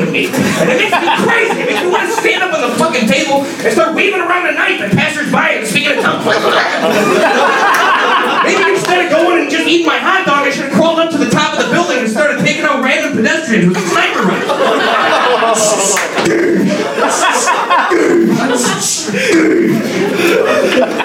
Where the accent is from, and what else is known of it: Chicago, Illinois, United States